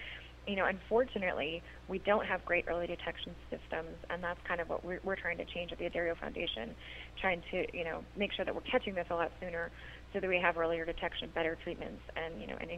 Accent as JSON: {"language": "English", "region": "Idaho", "country": "United States", "tie": "born or raised there", "said": "I grew up in Idaho, and it's a beautiful state, but it also has extremely high levels of radon"}